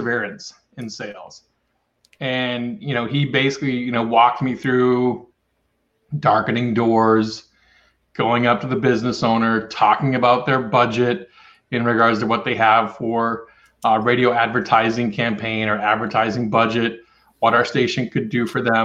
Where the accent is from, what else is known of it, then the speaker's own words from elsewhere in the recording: Ripley, Maine, United States; Maine and Ripley, Maine, my hometown.